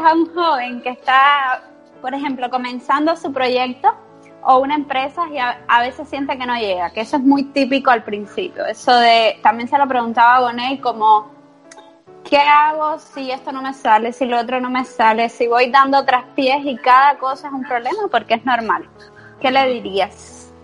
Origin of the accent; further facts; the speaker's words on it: Cuba; now in Spain; yo me vine a, España, yo soy cubana, y dije, yo me voy a España y yo no regreso a Cuba.